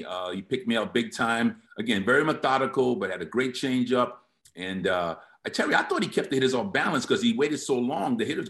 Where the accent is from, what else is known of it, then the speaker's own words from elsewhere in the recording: New York, United States; I grew up in New York, as you know.